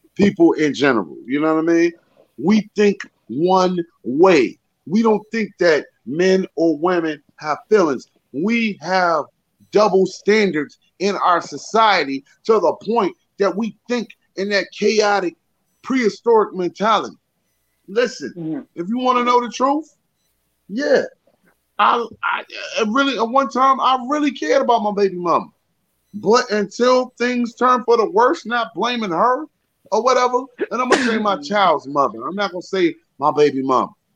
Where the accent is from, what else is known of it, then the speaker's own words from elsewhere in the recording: Richmond, Virginia, United States; now in New York, United States; I'm from Richmond, Virginia, I live in New York.